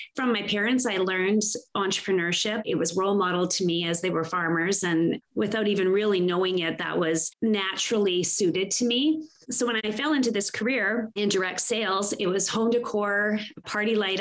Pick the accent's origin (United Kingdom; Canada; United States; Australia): Canada; because I was born and raised here, I'm proudly Canadian